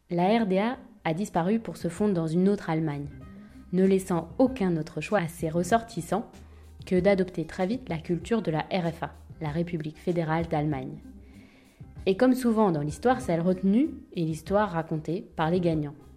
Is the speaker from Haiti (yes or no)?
no; France; je suis française, européenne et née à l'ouest du mur de Berlin